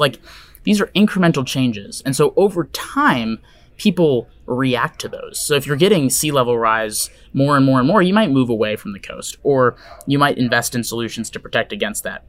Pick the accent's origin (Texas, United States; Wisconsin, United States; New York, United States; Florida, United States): Wisconsin, United States; now in Seattle, United States; where I grew up in Wisconsin